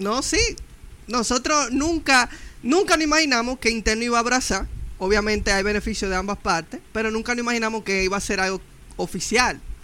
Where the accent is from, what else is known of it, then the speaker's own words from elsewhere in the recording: Dominican Republic; aquí estamos como dominicanos